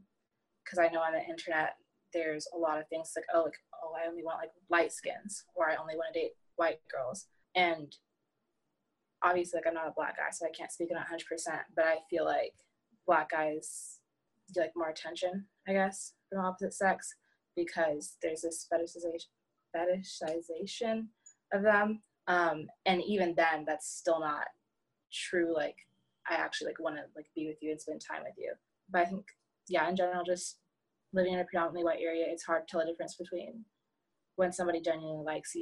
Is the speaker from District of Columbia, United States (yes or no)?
no; North Carolina, United States; born there; Like I was born in North Carolina and all my family lives over there.